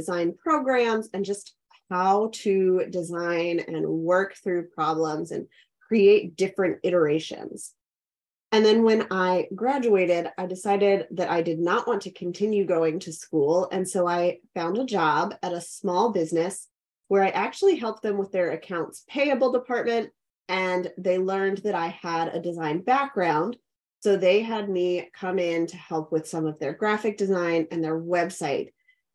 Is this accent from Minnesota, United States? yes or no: no; Pittsburgh, Pennsylvania, United States; moved away as an adult; also born or lived in Clemson, South Carolina; now in Richmond, United States; I grew up in Pittsburgh, Pennsylvania